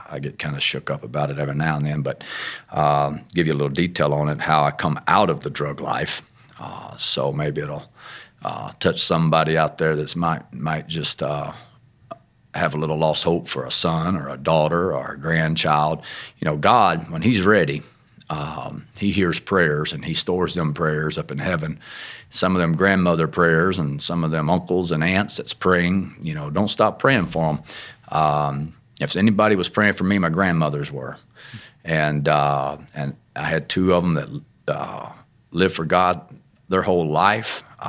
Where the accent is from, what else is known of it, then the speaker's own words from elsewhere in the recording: Arkansas, United States; Well, I come from Arkansas, which you can tell, but my family has a lot of Pentecostal roots. As a child, very young, my dad was a apostolic minister, pastor, matter of fact, in a small work down in Lake Village, Arkansas.